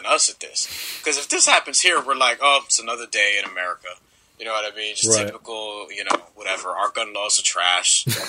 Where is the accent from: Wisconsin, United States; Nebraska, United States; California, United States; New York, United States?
New York, United States; New York City; remember, I'm from New York. Yeah, we grew up playing in the playgrounds. We don't call fouls here.